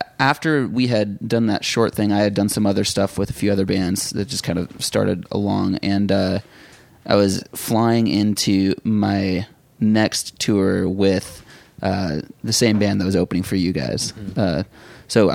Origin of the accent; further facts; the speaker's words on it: Lake Havasu City, Arizona, United States; moved away as an adult; also born or lived in Oklahoma / San Diego, California / Los Angeles, California; now in Nashville, United States; I was born in Oklahoma. I spent most of my time growing up in Lake Havasu City, Arizona, which is where my family still lives.